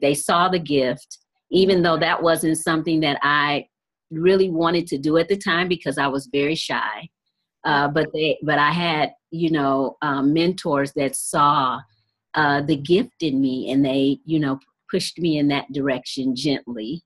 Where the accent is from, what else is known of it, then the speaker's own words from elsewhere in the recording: Detroit, Michigan, United States; I'm from Detroit, Michigan